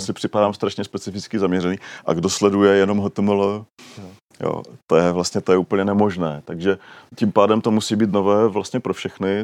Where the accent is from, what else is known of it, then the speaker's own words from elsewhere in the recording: Czechia; my Češi